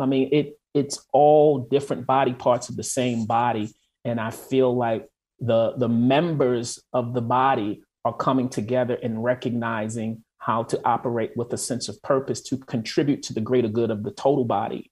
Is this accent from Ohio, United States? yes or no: no; Baltimore, Maryland, United States; moved away as an adult; also born or lived in Atlanta / Washington, D.C. / New York / Los Angeles; now in Minneapolis, United States; originally I am from Baltimore. I grew up in Baltimore